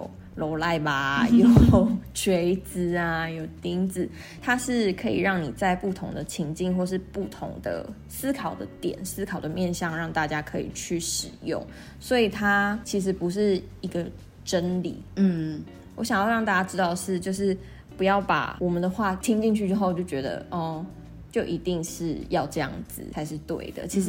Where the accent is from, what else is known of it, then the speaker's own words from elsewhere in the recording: Kaohsiung, Taiwan; also born or lived in Northern Taiwan; 因为大家都知道我跟小朵其实从去年底就已经搬回高雄，搬回南部了。嗯，对，所以其实对我来讲，这真的是一个蛮大的人生的转变嘛。因为在北部其实前前后后也住了将近十年的时间